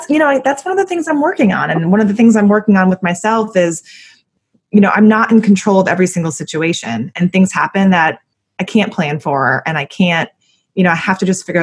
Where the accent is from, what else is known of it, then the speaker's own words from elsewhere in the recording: Connecticut, United States; moved away; also born or lived in Ohio / New York; I grew up in Connecticut and, you know, I lived in Ohio and I lived in New York